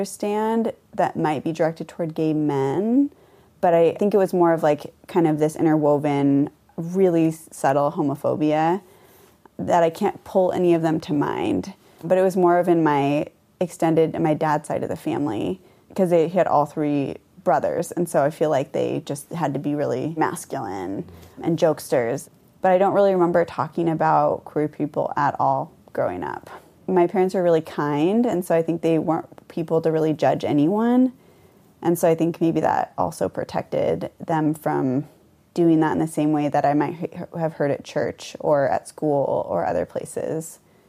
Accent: Conway, Washington, United States; I grew up in Mount Vernon. It's about an hour from Seattle and an hour from the Canadian border. I guess it depends on how you define small town. I actually grew up in Conway, which is a small town.

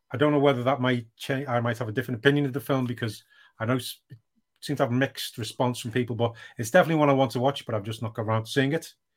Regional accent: United Kingdom; I am British

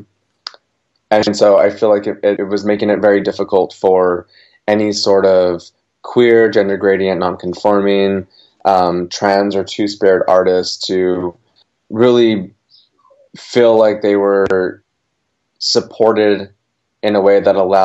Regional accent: Gallup, New Mexico, United States; now in Portland, United States; I grew up in Gallup, New Mexico

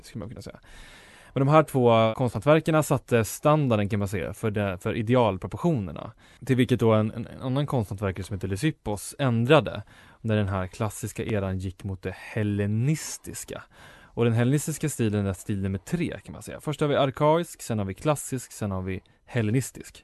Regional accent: Enköping, Uppsala County, Sweden; min hemstad Enköping

